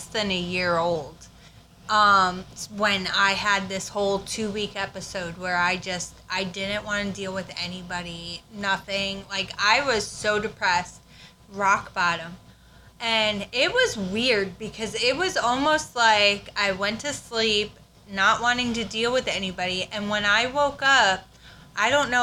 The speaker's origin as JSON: {"language": "English", "region": "New York", "country": "United States", "moved": "as an adult", "lives_now": "South Carolina, United States", "said": "I'm originally from New York."}